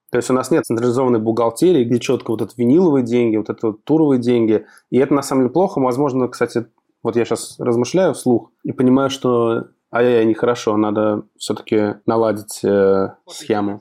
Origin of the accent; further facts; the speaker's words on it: Russia; мы из России